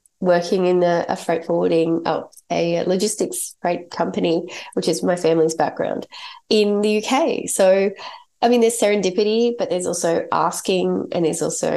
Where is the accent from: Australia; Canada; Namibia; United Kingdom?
Australia; my parents are English, and I grew up in Australia. I was born in Australia. So I'm Australian